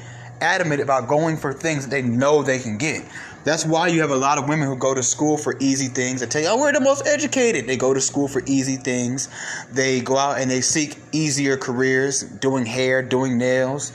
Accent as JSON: {"language": "English", "town": "Atlanta", "region": "Georgia", "country": "United States", "tie": "born or raised there", "also_born_or_lived": "Bronx, New York", "said": "I grew up in Atlanta from Cobb County to DeKalb County, from DeKalb County back to Cobb County"}